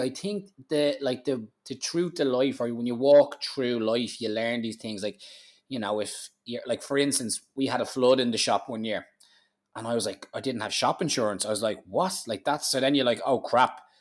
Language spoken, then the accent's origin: English; Ireland; being an Irish man